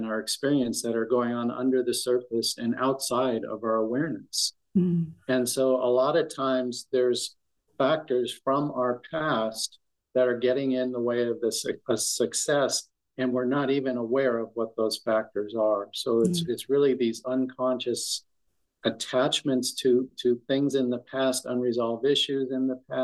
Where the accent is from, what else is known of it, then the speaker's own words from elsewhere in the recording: near San Francisco, California, United States; also born or lived in Texas / Palm Springs; I was born and raised near San Francisco, about an hour south, and lived in the city for a number of years.